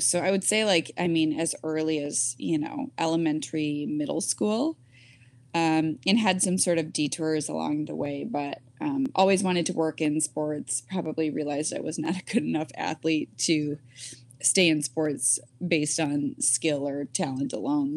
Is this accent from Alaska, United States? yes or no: no; Michigan, United States; I grew up in Michigan